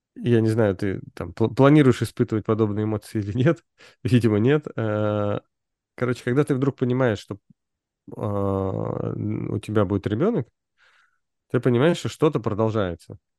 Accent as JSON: {"language": "Russian", "region": "Moscow", "country": "Russia", "said": "мы же все вот типа москвичи"}